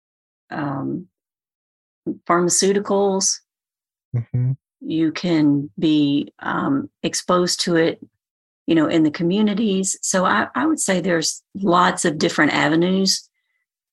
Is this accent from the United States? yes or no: yes; Alabama, United States; moved away; also born or lived in Tennessee / Birmingham, Alabama; I'm from Alabama originally